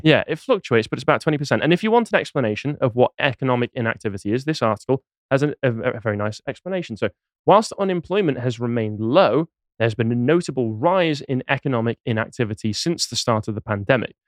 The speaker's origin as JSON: {"language": "English", "town": "Crewe", "region": "North West England", "country": "United Kingdom", "tie": "born or raised there", "said": "My hometown of Crewe"}